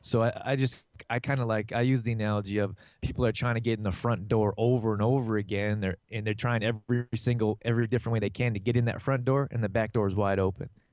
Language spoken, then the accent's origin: English; Canada; moved away as an adult; also born or lived in California; I grew up here in Canada